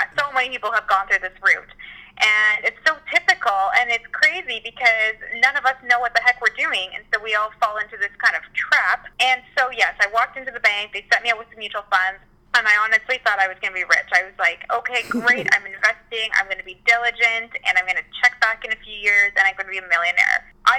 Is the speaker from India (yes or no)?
no; Mexico; born there; I was born in Mexico, so I go back almost every year, which I love, and I always try to go to new places in Mexico.